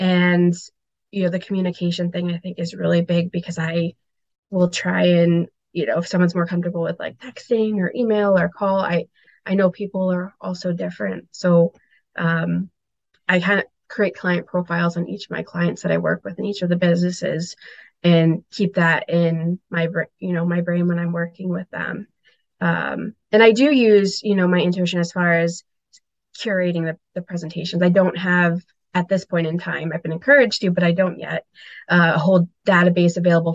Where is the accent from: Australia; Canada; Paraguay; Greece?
Paraguay; Asuncion; born there; So I was born in Asuncion, Paraguay, and it was during a dictatorship of gosh, it was about 35 years, I believe.